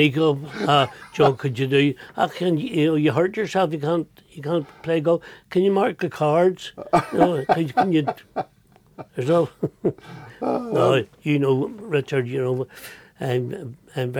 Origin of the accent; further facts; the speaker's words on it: Belfast, Northern Ireland, United Kingdom; I'm from North Belfast